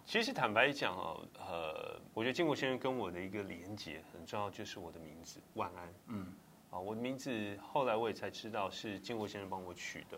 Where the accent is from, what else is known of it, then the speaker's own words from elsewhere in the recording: Taipei, Taiwan; 我土生土长台北人，啊，从小在台北出生长大